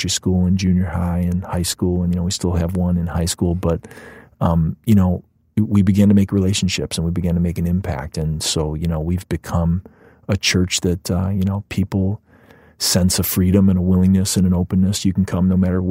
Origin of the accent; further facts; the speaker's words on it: Cleveland, Ohio, United States; moved away as an adult; also born or lived in Chicago, Illinois; now in Naperville, United States; my hometown in Cleveland